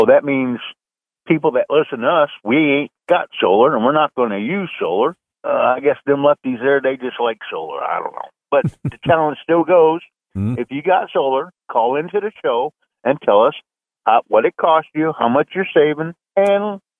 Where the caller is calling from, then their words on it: Sarasota, Florida, United States; Driver … down here in Sarasota.